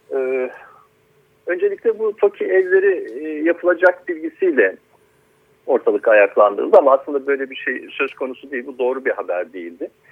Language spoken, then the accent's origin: Turkish; Akyaka, Muğla, Turkey; biz Akyakalılar olarak